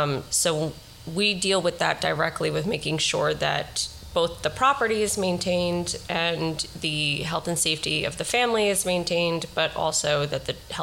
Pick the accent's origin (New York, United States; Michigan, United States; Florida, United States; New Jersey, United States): New York, United States; New York City; We grew up in Riverdale. We met in Riverdale. We raised our kids in Riverdale. Our business is in Riverdale.